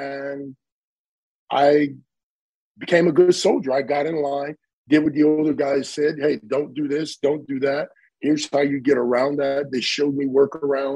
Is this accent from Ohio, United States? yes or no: yes; East Cleveland, Ohio, United States; I grew up in East Cleveland, Ohio, on the east side of Cleveland